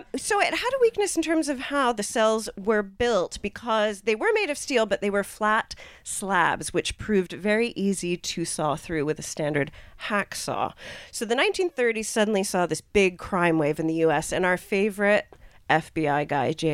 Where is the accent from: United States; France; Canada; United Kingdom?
United Kingdom; I'm British.